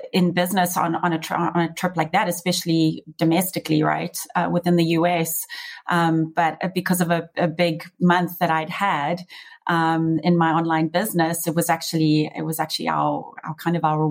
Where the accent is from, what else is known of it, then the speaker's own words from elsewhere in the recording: South Africa; moved away as an adult; now in Las Vegas, United States; growing up in South Africa